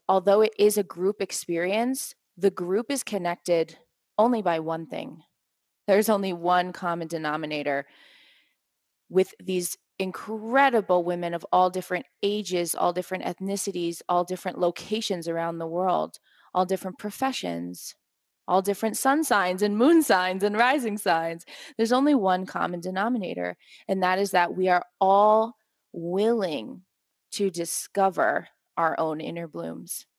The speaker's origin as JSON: {"language": "English", "region": "East Coast of the US", "country": "United States", "moved": "yes", "lives_now": "Guatemala", "said": "I'm from the East Coast."}